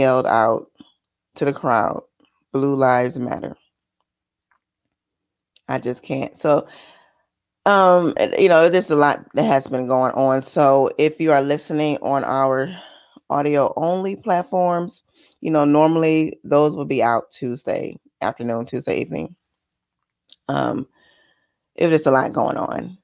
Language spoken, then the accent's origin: English; Michigan, United States; because I'm from Michigan